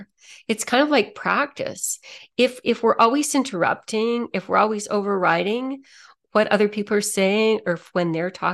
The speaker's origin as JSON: {"language": "English", "town": "Toronto", "region": "Ontario", "country": "Canada", "moved": "as an adult", "said": "I came from Toronto a few years ago, I still have a lot of friends back there."}